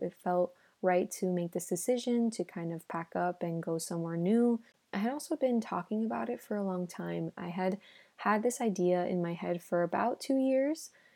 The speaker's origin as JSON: {"language": "English", "town": "Miami", "region": "Florida", "country": "United States", "tie": "born or raised there", "also_born_or_lived": "Los Angeles, United States", "first_language": "Spanish", "second_language": "English", "moved": "as an adult", "lives_now": "Madrid, Spain", "said": "in Miami, I grew up with Spanish speaking everywhere, right? So my first language is Spanish"}